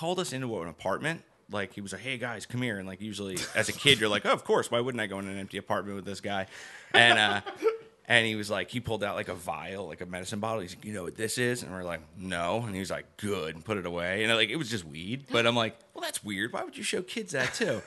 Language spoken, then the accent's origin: English; Maple Shade, New Jersey, United States; I grew up in a town called Maple Shade